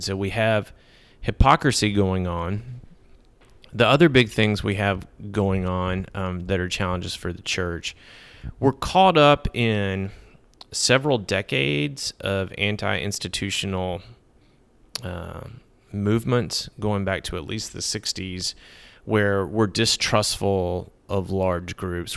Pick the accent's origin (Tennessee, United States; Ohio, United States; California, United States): Tennessee, United States; Middle; also born or lived in Texas / Connecticut; now in Nashville, United States; I grew up in Middle Tennessee